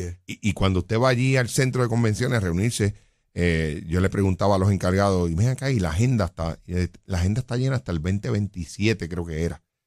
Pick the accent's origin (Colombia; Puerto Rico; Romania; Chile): Puerto Rico; Jayuya; yo soy natural de Jayuya